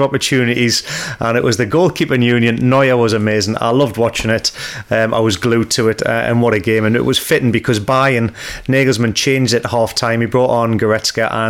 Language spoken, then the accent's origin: English; the North East, North East England, United Kingdom; I'm from the Northeast